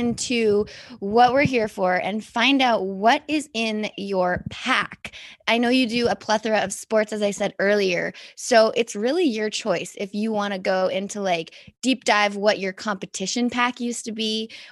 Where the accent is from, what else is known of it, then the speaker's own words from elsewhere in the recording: Canada; It's different being Canadian